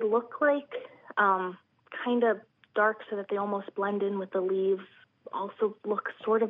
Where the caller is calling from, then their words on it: Pennsauken, New Jersey, United States; I am calling from Pennsauken, New Jersey.